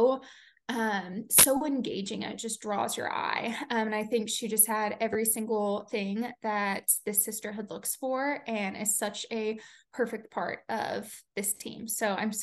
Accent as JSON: {"language": "English", "country": "United States", "tie": "born or raised there", "moved": "yes", "lives_now": "Colorado, United States", "said": "obviously I grew up in the Smoky Mountains."}